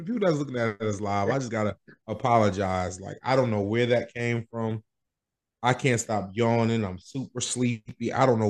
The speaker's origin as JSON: {"language": "English", "town": "Brentwood", "region": "New York", "country": "United States", "said": "we're from Brentwood and Long Island. It was heavily indigenous settled, or I don't know if you call it settled, but it has a heavy indigenous population."}